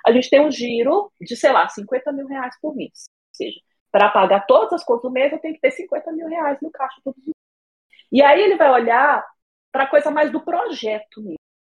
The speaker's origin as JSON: {"language": "Portuguese", "town": "Brasília", "region": "Federal District", "country": "Brazil", "tie": "born or raised there", "said": "moro em Brasília, sou de Brasília mesmo, já estou aqui desde que eu nasci"}